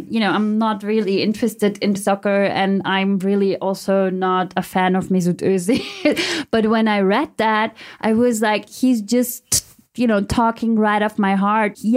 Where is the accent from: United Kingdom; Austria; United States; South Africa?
Austria; The the thing is, like right from the beginning, I always knew, you know, I'm not part of this. Whatever this whole Austrian identity is, those who are part of it decided I'm not part of it.